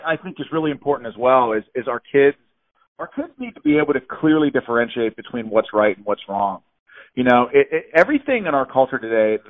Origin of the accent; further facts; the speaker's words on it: Pittsburgh, Pennsylvania, United States; I'm from Pittsburgh, Pennsylvania